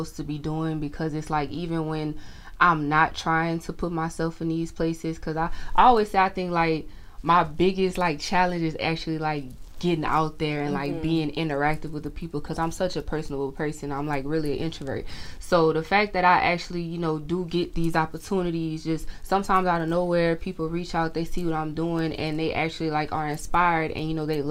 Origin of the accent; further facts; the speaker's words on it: Opelousas, Louisiana, United States; I'm from Louisiana, Opelousas, Louisiana, to be exact